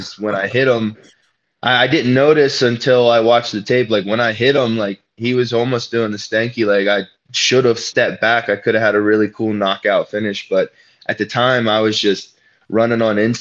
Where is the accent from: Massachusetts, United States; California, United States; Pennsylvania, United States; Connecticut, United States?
Pennsylvania, United States; Western; I'm from Pennsylvania. And even though I consider myself a mediocre Western Pennsylvania wrestler